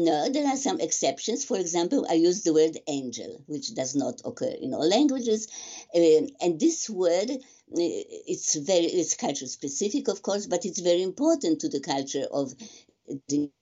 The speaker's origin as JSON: {"language": "English", "country": "Poland", "first_language": "Polish", "second_language": "English", "said": "Polish is my native language"}